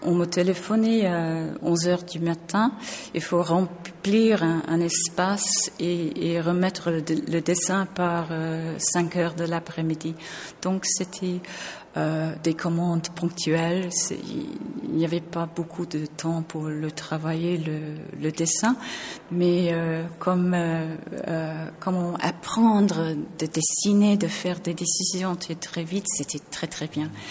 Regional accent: England, United Kingdom; French is a second language; je suis anglaise

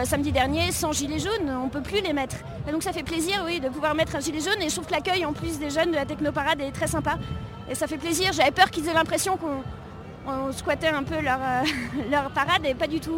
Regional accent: Paris, Île-de-France, France; je suis parisienne

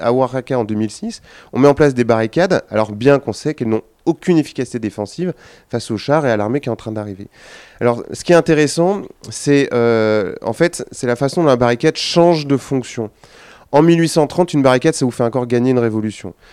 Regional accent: Lyon, Auvergne-Rhône-Alpes, France; moi, je suis lyonnais

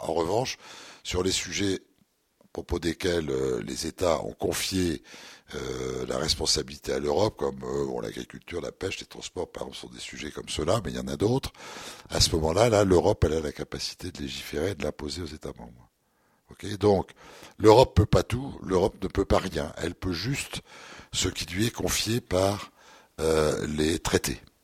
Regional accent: the Nord, Hauts-de-France, France; on est tous du Nord, hein, on est des ch'tis, donc on, on vit, euh, dans le Nord

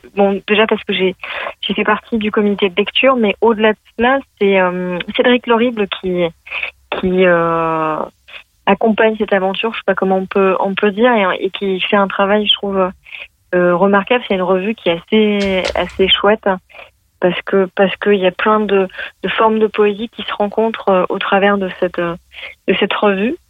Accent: Lyon, Auvergne-Rhône-Alpes, France; je suis de Lyon

